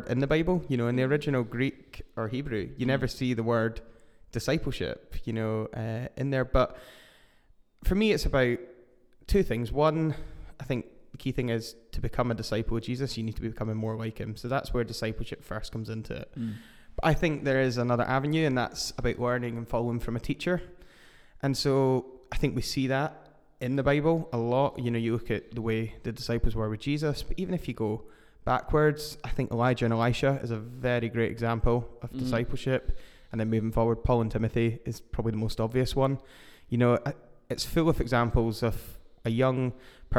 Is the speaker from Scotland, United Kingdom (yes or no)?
yes; Edinburgh, Scotland, United Kingdom; I am from Edinburgh in Scotland